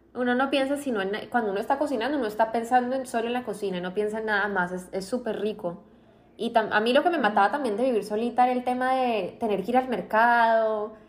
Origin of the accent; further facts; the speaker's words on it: Colombia; moved away as an adult; also born or lived in Boston, United States; now in Miami, United States; yo crecí en Estados Unidos hasta los nueve años más o menos. Entonces vivía acá en Miami, ya conocía. Y volvimos a Colombia, terminé el colegio allá